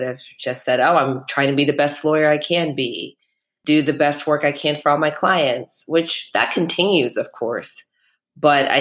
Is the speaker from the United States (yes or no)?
yes; Midwest, United States; moved away as an adult; also born or lived in New York; I'm from the Midwest originally, and my parents are immigrants here